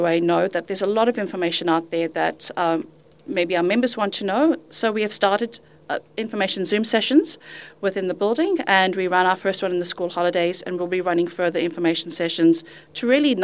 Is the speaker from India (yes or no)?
no; Zimbabwe; moved away as an adult; also born or lived in United Kingdom; now in Western Australia, Australia; I'm originally from Zimbabwe